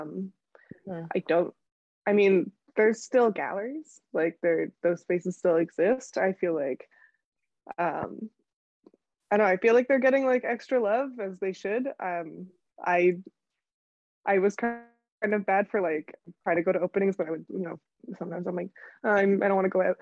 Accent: near Hamilton, Ontario, Canada; now in Toronto, Canada; I grew up right near Hamilton

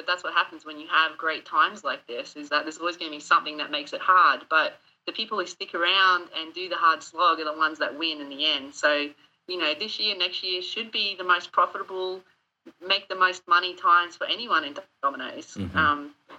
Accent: Australia; accent: Australian; Well, everyone keeps giving me shit because they think I don't sound Australian anymore, that I'm losing my accent.

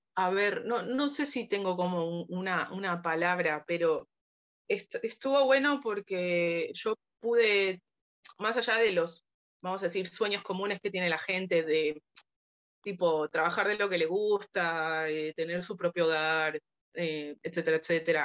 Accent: Buenos Aires, Argentina; Soy de Buenos Aires, Argentina

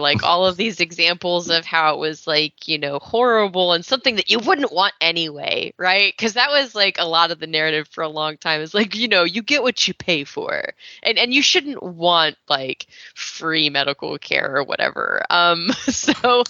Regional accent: Texas, United States; I was raised in Texas

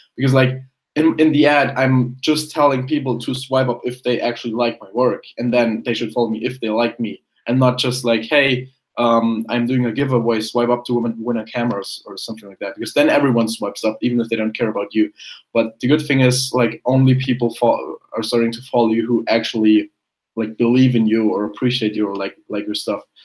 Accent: Germany; English is a second language; I was born in Germany. Um, went to went to primary school there, high school, all that kind of stuff

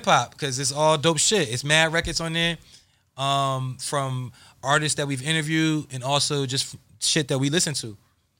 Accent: New Jersey, United States; I'm from New Jersey.

